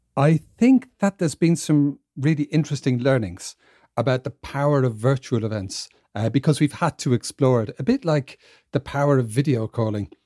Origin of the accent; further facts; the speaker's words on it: Ireland; moved away; I'm from Ireland, even though I don't live there, uh, anymore and haven't for quite a while.